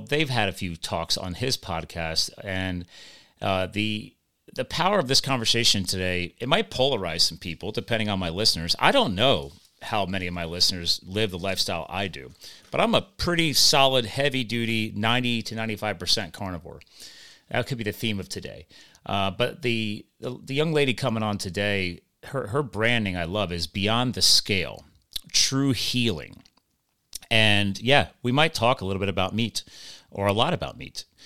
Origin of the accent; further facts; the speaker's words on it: United States; I'm just an American, uh, a USA guy